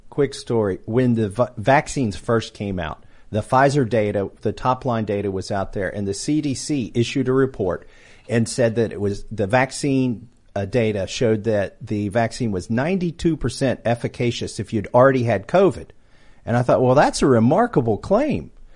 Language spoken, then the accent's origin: English; Kentucky, United States; I'm from Kentucky. I'm a high-tech redneck. Grew up as a hillbilly, still a hillbilly